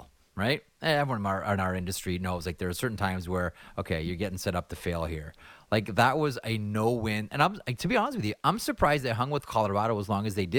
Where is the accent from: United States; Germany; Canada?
Canada; a Canadian hockey fan